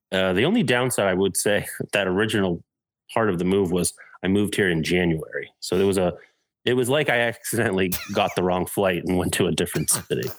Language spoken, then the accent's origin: English; Massachusetts, United States; moved away as an adult; also born or lived in Orlando, Florida; now in Chicago, United States; my home, Massachusetts